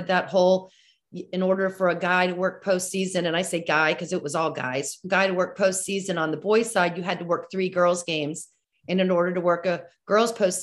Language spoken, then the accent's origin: English; Fairfax County, Virginia, United States; I grew up in Fairfax County. I played basketball in Fairfax County